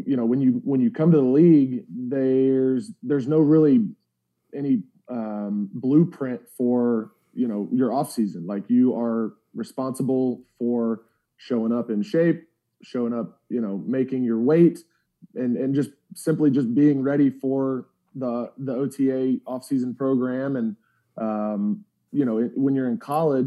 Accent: Alpharetta, Georgia, United States; I grew up in Alpharetta, about an hour north of Atlanta

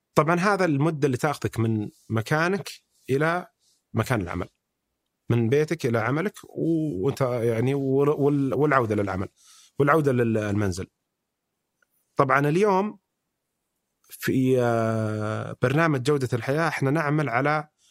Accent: Saudi Arabia; احنا كسعوديين

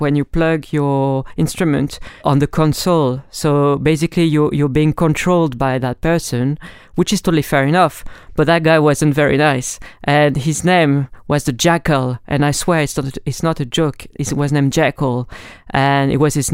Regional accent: France; accent: French; English is a second language; moved away; As you may notice with my accent, I'm French

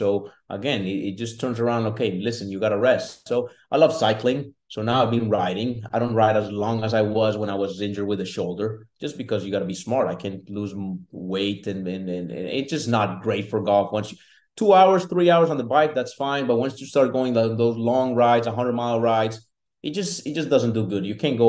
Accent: Colombia; now in United States; So when I came from Colombia, I don't recall drinking a full bottle of water.

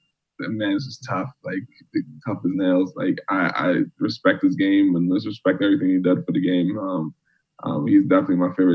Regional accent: Bronx, New York, United States; mainly because I grew up in the Bronx. It's just Jamaicans call it the concrete jungle.

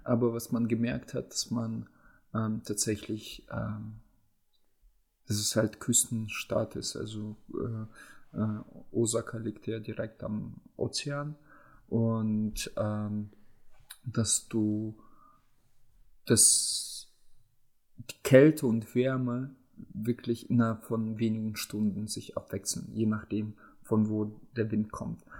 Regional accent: Germany; bei uns in Deutschland

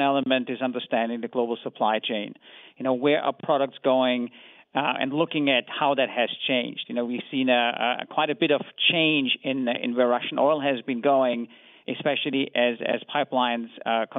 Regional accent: Vienna, Austria; I come from Vienna

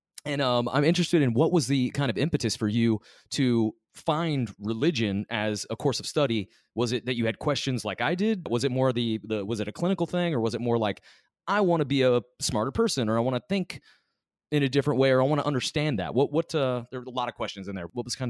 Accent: Midwest, United States; I grew up also in the Midwest kind of South area. Went to school with Jess at Missouri State.

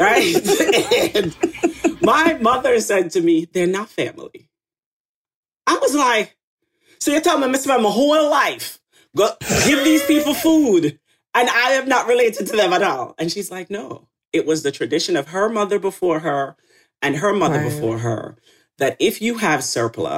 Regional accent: Retreat, Saint Mary, Jamaica; also born or lived in St. Ann's Bay, Jamaica / Kingston, Jamaica; I was born in St. Anne's Bay Hospital in Jamaica. And I grew up in a town of 433 people in Retreat St. Mary.

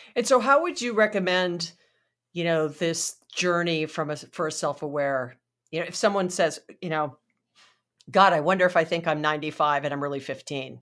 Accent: Hawaii, United States; moved away; I'm from Hawaii originally

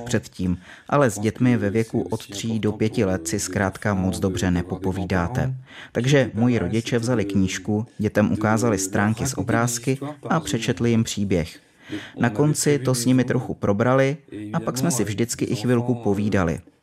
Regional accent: near Poitiers, western France, Nouvelle-Aquitaine, France; first language French; Czech is a second language; moved away as an adult; now in Prague, Czech Republic; Vyrostl jsem u Poitiers v západní Francii, nedaleko pobřeží Atlantiku

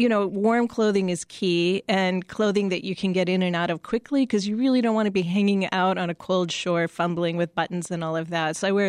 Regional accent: Winnipeg, Manitoba, Canada; You know, I grew up in Winnipeg.

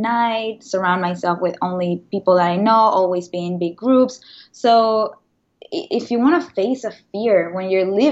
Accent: Venezuela; moved away as an adult; now in New York, United States; I am originally from Venezuela. I moved to the States about 10 years ago

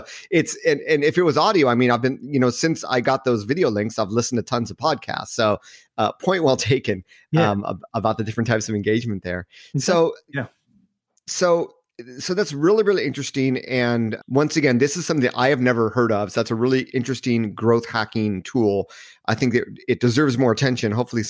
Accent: Hermosa Beach, California, United States; So I grew up in Southern California at a donut shop in Hermosa Beach, California.

